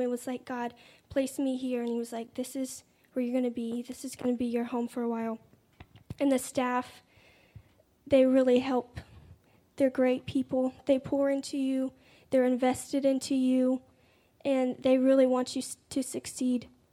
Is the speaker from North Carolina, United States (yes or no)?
yes; Raleigh, North Carolina, United States; I'm 19. I'm from Raleigh, North Carolina